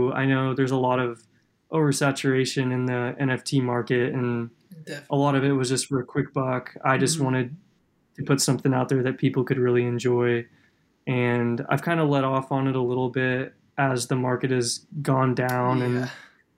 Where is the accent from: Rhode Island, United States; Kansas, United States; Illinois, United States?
Kansas, United States; growing up in Kansas